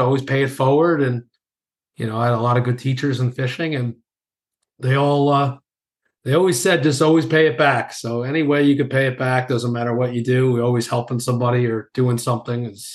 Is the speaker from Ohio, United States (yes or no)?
no; New York, United States; accent: New York; my accent, you know, being from New York